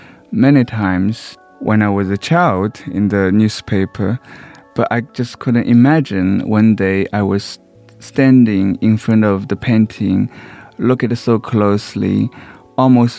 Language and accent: English; Shanghai, China; moved away; I was raised in Shanghai, in a slum